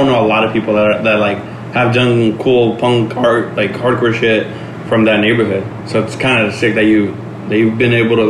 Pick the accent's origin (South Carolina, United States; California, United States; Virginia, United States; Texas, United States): California, United States; Los Angeles; we're from the same neighborhood, Florence Firestone, Graham, Florence Graham area.